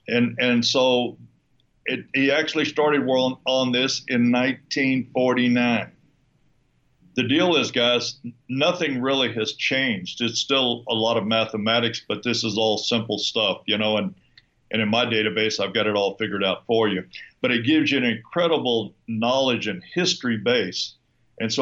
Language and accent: English; San Antonio, Texas, United States; moved away as an adult; also born or lived in Houston, Texas; now in Lake Chapala, Mexico; San Antonio, Texas, which is where I was born and raised in San Antonio